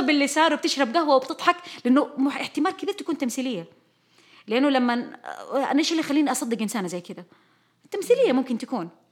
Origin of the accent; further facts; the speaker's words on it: Saudi Arabia; نحن كشعب سعودي